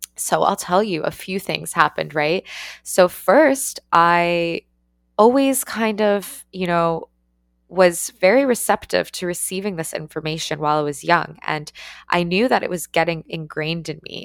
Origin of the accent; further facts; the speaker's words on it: Canada; also born or lived in Ukraine; I moved to Canada when I was five and we were growing up